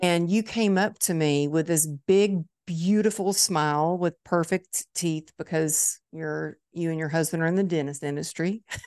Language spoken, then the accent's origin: English; Dallas, Texas, United States; It's my hometown